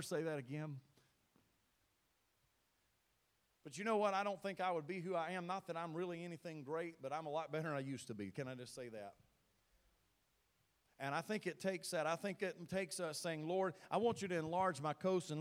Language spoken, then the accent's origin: English; Thorn, Mississippi, United States; moved away as an adult; also born or lived in Tennessee / Illinois; I'm from Mississippi. Thorn's my home. Grew up there.